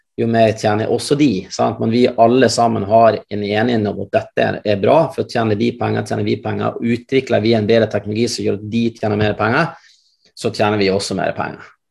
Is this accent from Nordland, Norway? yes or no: yes; Mosjøen, Nordland, Norway; moved away; Jeg er opprinnelig fra Mosjøen sjøl